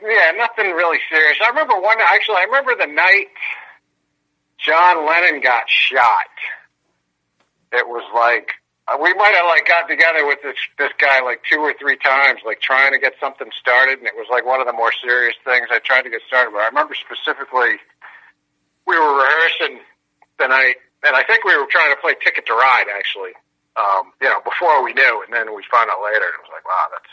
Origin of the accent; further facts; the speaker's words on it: Narragansett, Rhode Island, United States; I grew up in Narragansett, Rhode Island, which actually has a pretty hopping music scene